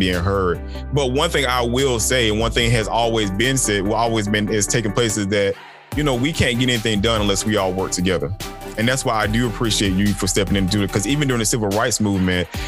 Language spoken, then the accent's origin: English; Macon, Georgia, United States; both of us from Macon